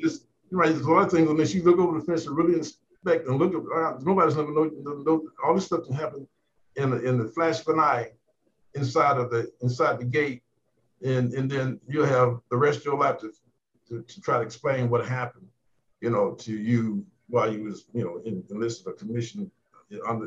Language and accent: English; Talladega County, Alabama, United States; I'm from Alabama. That's the lowest section of Talladega County